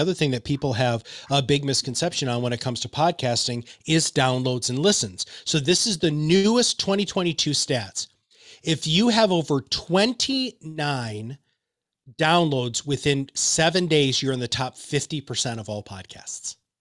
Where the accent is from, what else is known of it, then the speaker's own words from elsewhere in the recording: Michigan, United States; I'm from Michigan